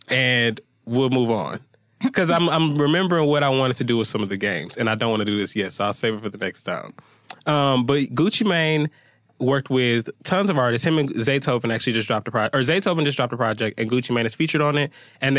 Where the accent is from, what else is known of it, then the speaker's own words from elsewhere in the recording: Atlanta, Georgia, United States; I remembered I'm from Atlanta, so I have a different perspective.